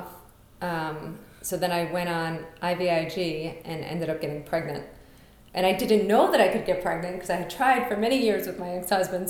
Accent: New York City, New York, United States; moved away as an adult; now in Colorado, United States; I'm from Brooklyn

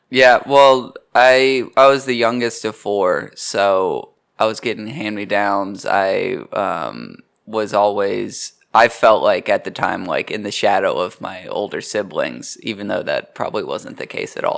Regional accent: Kingsport, Tennessee, United States; moved away as an adult; also born or lived in Knoxville, Tennessee; I'm from Kingsport, Tennessee, which is even smaller.

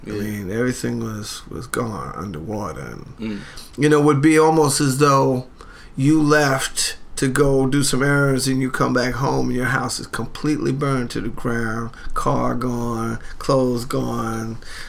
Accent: New Orleans, Louisiana, United States; moved away as an adult; now in Portland, United States; My mother was born in New Orleans. I'm born and bred in New Orleans. I've got a son and daughter that live in New Orleans.

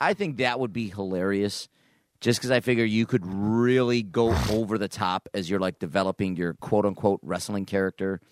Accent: Niagara Falls, New York, United States; I grew up in Niagara Falls.

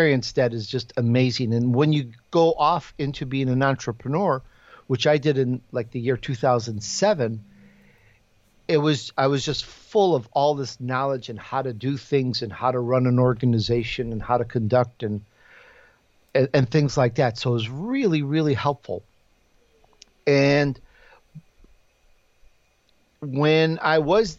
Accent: Chicago, Illinois, United States; accent: Chicago; moved away; also born or lived in Sicily, Italy; And I grew up in Chicago

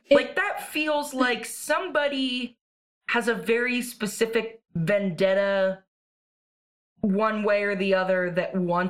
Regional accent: California, United States; Or I'm from California, but is it possible in PA that?

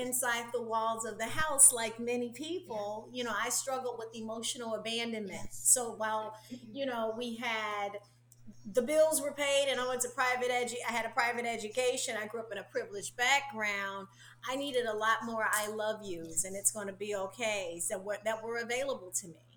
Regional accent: Chicago, Illinois, United States; now in Orlando, United States; I felt like I grew up also in Chicago. Like, now I live in Orlando, Florida, which is the home for my soul. But I'm originally from Chicago

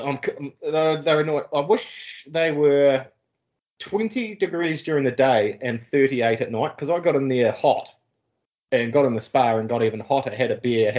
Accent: Greymouth, West Coast, New Zealand; moved away; I grew up in Greymouth

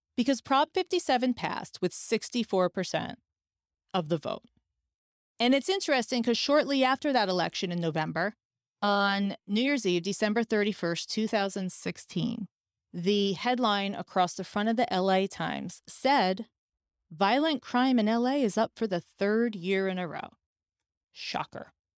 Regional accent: New York, United States; moved away as an adult; now in Los Angeles, United States; I'm a New Yorker

